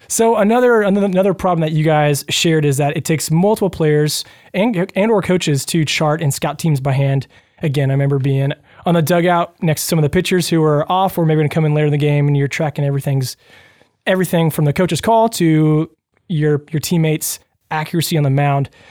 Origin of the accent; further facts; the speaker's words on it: Louisville, United States; I grew up in Louisville